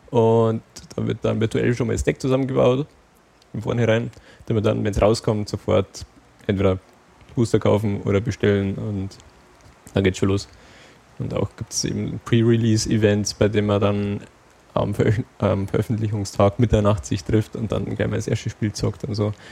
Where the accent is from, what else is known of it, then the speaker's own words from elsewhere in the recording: Bavaria, Germany; Also da, wo ich herkomme, da gab es halt im, im, Spielzeugladen einfach die Karten. So, da standen sie. Aber wenn man jetzt irgendwas Bestimmtes wollte, da musste man in die große Stadt, in Anführungsstrichen, fahren